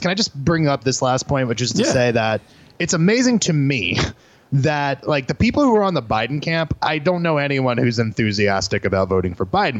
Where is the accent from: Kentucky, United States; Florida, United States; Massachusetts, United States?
Florida, United States; moved away; I'm from Florida a little bit, my mom still lives there